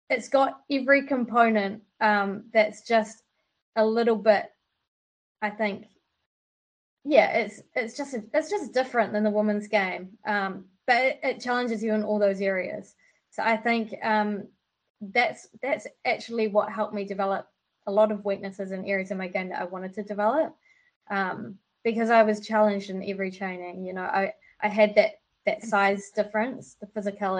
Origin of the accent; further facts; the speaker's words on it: Wellington, New Zealand; also born or lived in Auckland; Wellington's home for me